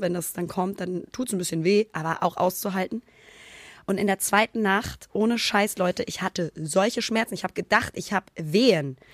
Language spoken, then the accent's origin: German; Hamburg, Germany; moved away as an adult; now in Cologne, Germany; in meiner Heimat